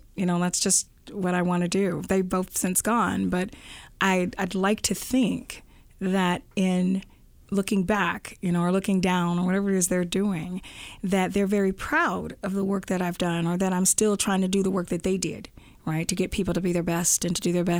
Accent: the South, United States; I always tell people I'm a Southerner.

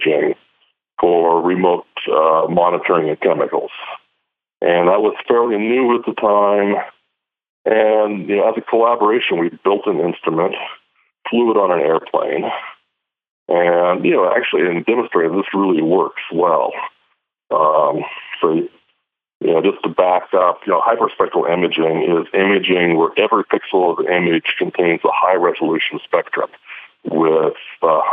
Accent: Eastern Washington State, United States; moved away; also born or lived in Los Alamos; I grew up in Eastern Washington State

